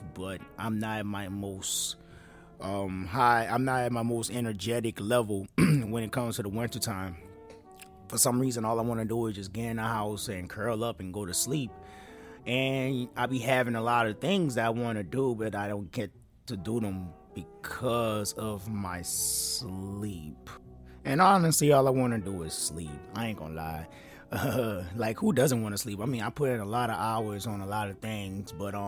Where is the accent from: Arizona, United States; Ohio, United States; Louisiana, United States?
Louisiana, United States; New Orleans; I'm from New Orleans